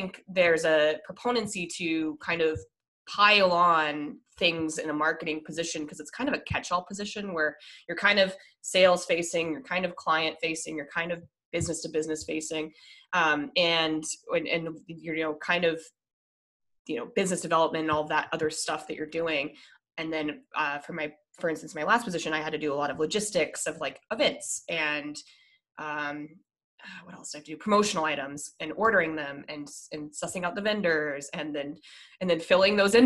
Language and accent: English; Colorado, United States; I'm originally from Colorado